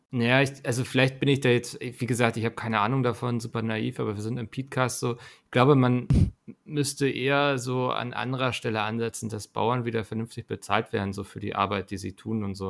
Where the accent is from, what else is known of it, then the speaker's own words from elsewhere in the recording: Northern Germany, Germany; ich als Norddeutscher